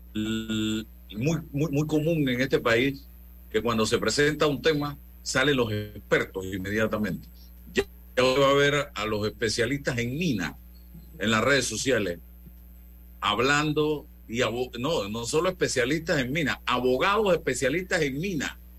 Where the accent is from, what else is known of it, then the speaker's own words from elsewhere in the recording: Panama; como panameño